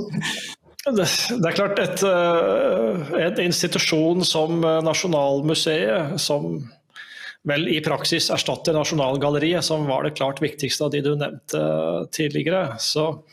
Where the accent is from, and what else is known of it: Norway; also born or lived in Italy